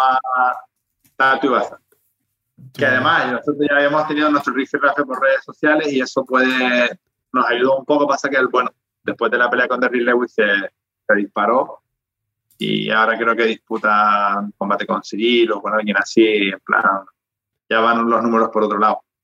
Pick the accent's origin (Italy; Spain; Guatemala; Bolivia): Spain